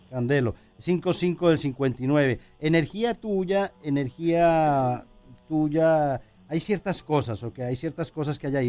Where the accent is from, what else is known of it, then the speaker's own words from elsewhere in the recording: Colombia; moved away; en mi país, en Colombia